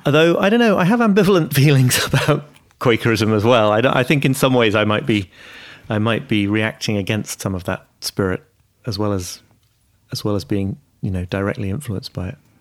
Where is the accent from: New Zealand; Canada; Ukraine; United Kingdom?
United Kingdom; York, Yorkshire and the Humber; also born or lived in Liverpool; I was born in Liverpool, but I, yeah, I grew up in York